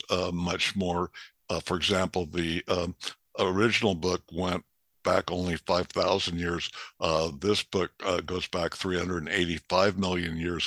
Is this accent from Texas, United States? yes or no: no; Los Angeles, California, United States; moved away as an adult; now in Santa Barbara, United States; Born and raised in LA, and so was my parents, and so were my grandparents